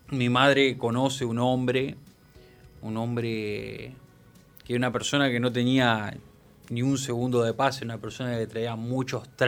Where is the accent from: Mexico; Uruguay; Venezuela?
Uruguay; also born or lived in Almagro, Argentina; Eh, bueno, del 91, me crié acá prácticamente.